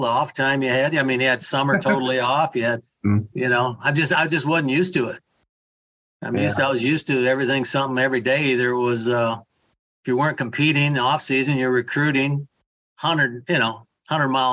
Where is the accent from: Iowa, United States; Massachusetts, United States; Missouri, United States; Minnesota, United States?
Iowa, United States; Waterloo; Waterloo is my hometown.